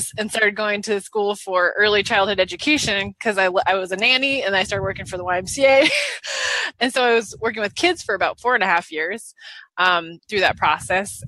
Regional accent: Seattle, Washington, United States; I grew up in Seattle, Washington. So born and raised in Seattle.

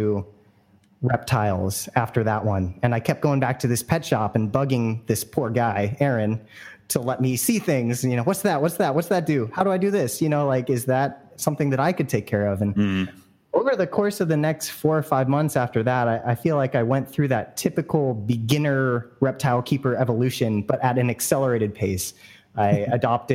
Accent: San Francisco Bay Area, California, United States; born or raised there

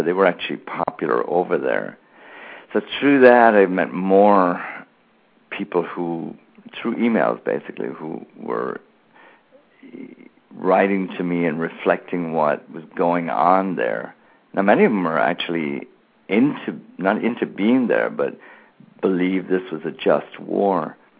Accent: Ireland; Whereas growing up in Ireland, where there was a real political divide, where people had actually been killed in a civil war in the 1920s

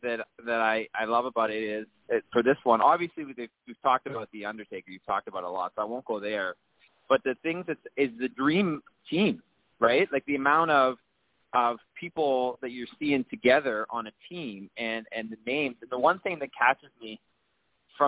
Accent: Canada; being a Canadian guy

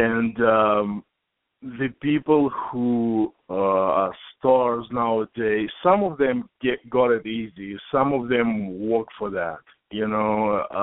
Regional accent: Ukraine; moved away as an adult; also born or lived in Europe; now in Canada; I was born and raised in Ukraine, and 1999 I moved

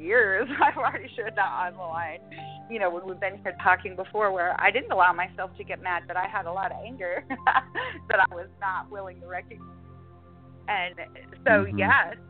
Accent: Utah, United States; born and raised in Utah

